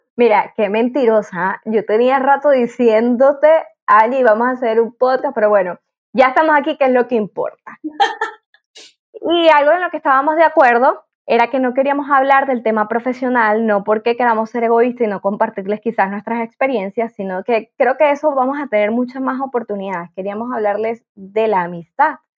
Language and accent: Spanish; Venezuela; como buena venezolana